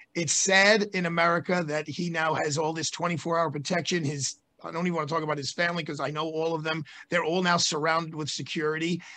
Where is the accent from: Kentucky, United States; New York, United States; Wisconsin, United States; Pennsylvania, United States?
New York, United States; as a New Yorker